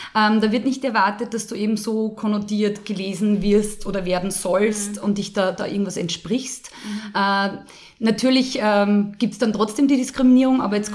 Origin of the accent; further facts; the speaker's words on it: Lower Austria, Austria; ich bin im Fußballplatz aufgewachsen, mhm. damals noch am Land in Niederösterreich